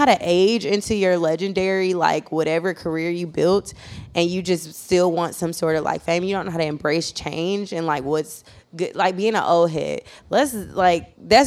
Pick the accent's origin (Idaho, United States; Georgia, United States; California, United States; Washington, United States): Georgia, United States; Atlanta; I did not grow up in Chicago. I grew up in Atlanta